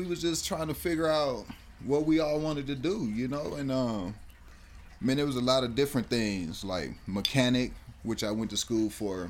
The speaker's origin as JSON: {"language": "English", "region": "Texas", "country": "United States", "tie": "born or raised there", "also_born_or_lived": "Dallas, Texas / El Paso, Texas", "moved": "yes", "lives_now": "Colorado Springs, United States", "said": "No, I'm from Texas. Actually, I was born in Dallas, but you know, all through Texas is where I'm from."}